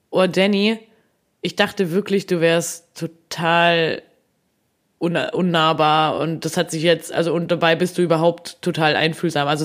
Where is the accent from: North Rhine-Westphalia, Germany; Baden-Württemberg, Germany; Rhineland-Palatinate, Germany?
Baden-Württemberg, Germany; ich komme ja gar nicht von hier. Also ich komme ja aus dem Schwabenland und komme vom Dorf